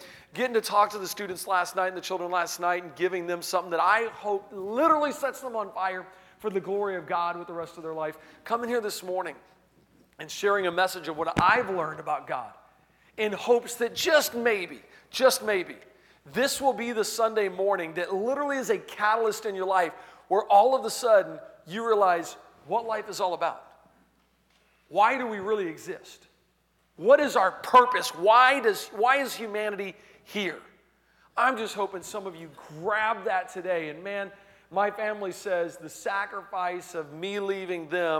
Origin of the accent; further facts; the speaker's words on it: Pensacola, Florida, United States; I'm from Pensacola, Florida, and I'm all the way up in the panhandle of Florida.